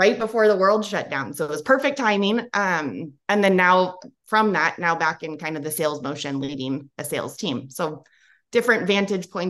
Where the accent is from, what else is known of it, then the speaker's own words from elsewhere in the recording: Bay Area, Silicon Valley, California, United States; I grew up in the Bay Area, grew up in Silicon Valley